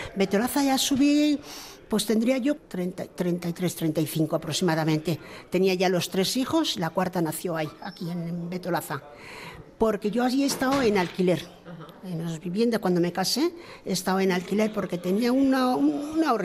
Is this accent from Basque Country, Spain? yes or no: yes; Bilbao, Basque Country, Spain; also born or lived in Extremadura; Yo soy una vecina de Uretamendi, bueno, de Uretamendi viví mi, infancia y mi juventud hasta que me casé